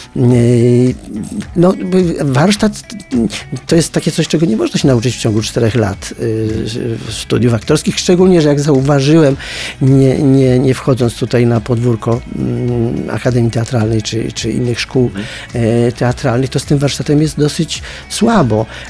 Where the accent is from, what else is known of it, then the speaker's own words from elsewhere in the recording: a village near Częstochowa, Silesian Voivodeship, Poland; ja pochodzę ze wsi pod Częstochową